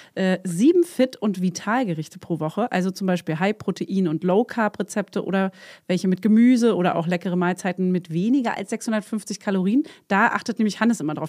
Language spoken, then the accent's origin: German; East Germany, Germany; als Ossi